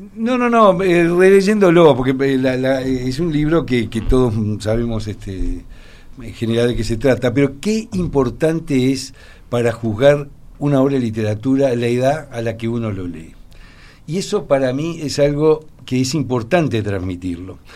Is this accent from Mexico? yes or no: no; Uruguay